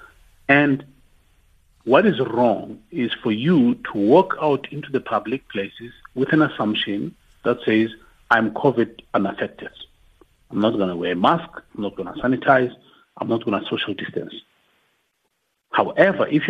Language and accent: English; Tembisa, Gauteng, South Africa; I'm from Tembisa